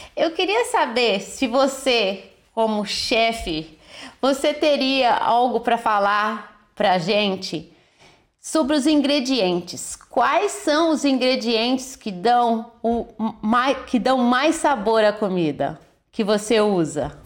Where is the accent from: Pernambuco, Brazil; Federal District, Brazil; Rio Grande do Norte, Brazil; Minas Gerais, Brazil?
Minas Gerais, Brazil; eu sou mineira e eu sei falar de pão de queijo